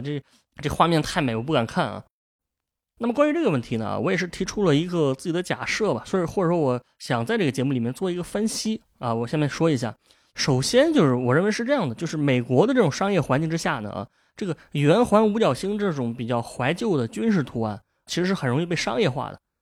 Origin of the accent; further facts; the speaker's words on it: Shandong, China; 我作为一个山东人